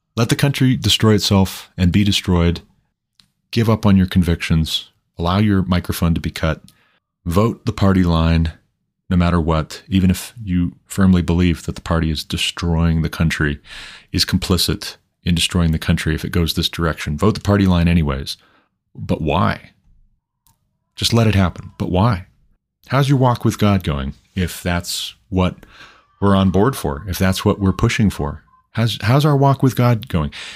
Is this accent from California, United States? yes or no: no; Montana, United States; my home state of Montana